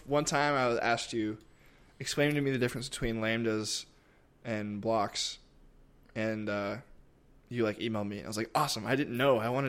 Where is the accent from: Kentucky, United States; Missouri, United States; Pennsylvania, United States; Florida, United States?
Kentucky, United States; I grew up doing that in Kentucky.